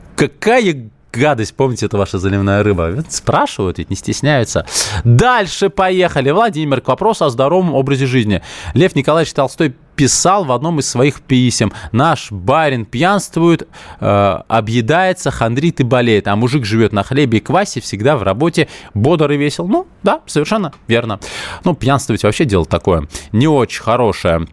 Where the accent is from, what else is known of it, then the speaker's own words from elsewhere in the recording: Moscow, Russia; я коренной москвич